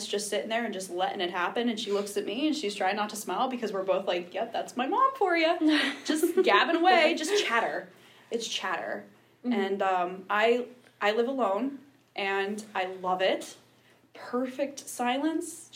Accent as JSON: {"language": "English", "region": "Ohio", "country": "United States", "tie": "born or raised there", "moved": "yes", "said": "not all of Ohio, I should say, my hometown"}